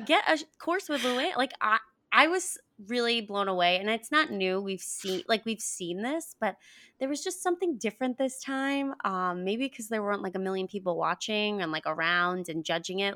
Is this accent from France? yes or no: no; Paraguay; moved away; I was born in Paraguay